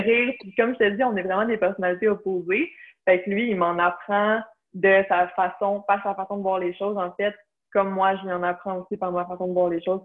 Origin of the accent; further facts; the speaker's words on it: Blainville, Quebec, Canada; also born or lived in Beauce (ancestry); Je suis de Blainville. j'ai toujours habité à Blainville toute ma vie.